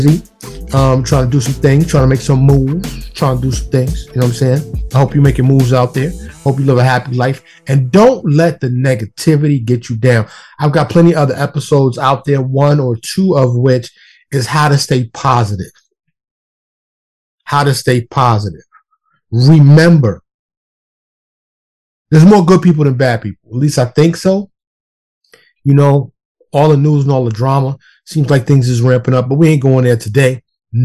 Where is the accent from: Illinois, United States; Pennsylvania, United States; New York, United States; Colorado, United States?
New York, United States; New York City; moved away as an adult; now in Dallas, United States; being born and raised in New York City